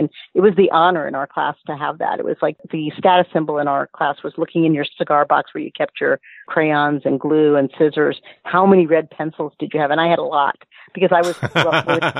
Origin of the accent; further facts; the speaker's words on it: Miami, Florida, United States; I grew up in Miami, and our schools were integrated at a young age